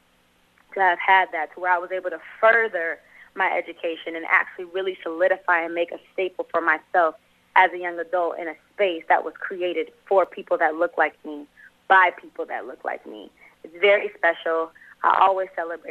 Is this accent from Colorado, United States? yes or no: no; Los Angeles, California, United States; also born or lived in Atlanta; I grew up in South Central L.A., born and raised here